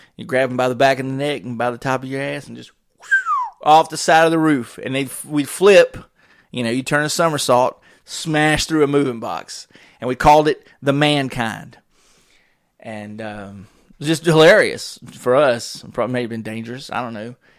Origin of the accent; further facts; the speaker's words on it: Wake Forest, North Carolina, United States; We moved across from Wake Forest